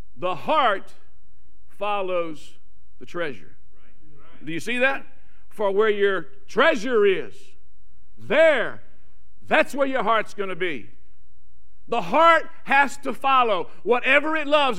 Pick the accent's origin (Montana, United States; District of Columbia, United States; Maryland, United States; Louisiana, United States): Louisiana, United States; South; moved away; If I talk funny, I'm from South Louisiana